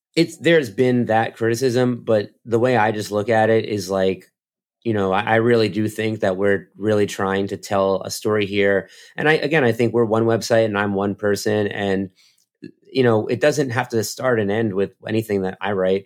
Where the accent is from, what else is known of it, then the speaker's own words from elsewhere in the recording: United States; I'm American